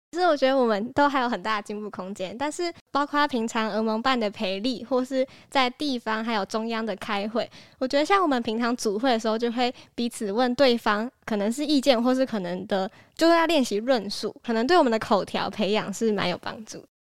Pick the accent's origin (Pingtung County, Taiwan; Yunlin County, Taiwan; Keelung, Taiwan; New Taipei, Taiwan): Keelung, Taiwan; 我是来自最北端的基隆的